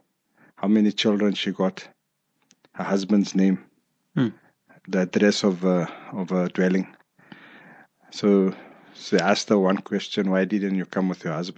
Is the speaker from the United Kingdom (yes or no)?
no; South Africa; I'm from South Africa